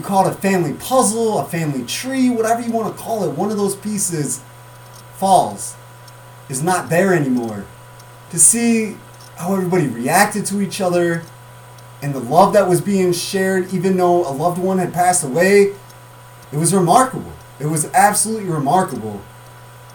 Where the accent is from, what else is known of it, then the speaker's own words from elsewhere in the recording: Mendota, United States; come back and do sports in this area, my hometown